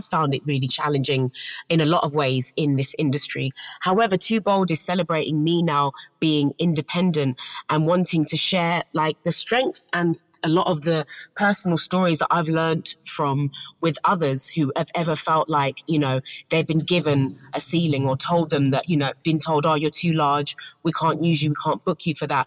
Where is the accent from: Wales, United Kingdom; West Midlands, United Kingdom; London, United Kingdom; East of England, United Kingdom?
London, United Kingdom; growing up in South London